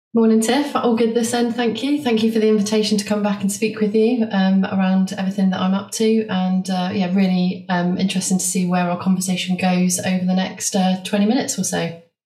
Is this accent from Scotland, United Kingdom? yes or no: no; Bath, South West England, United Kingdom; moved away as an adult; also born or lived in Liverpool; I came back to Bath, which is my hometown, to start a family.